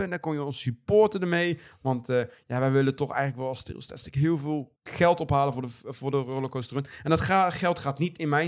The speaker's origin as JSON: {"language": "Dutch", "country": "Netherlands", "said": "Vooral als Nederlander"}